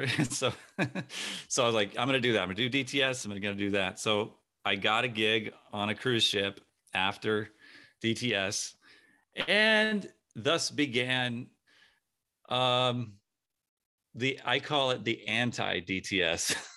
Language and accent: English; San Diego, California, United States; I grew up in San Diego